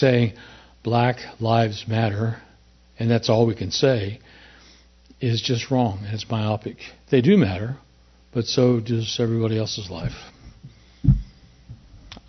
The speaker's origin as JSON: {"language": "English", "region": "Colorado", "country": "United States", "tie": "born or raised there", "said": "I didn't grow up in the South. I grew up in Colorado, but my dad was a Southerner"}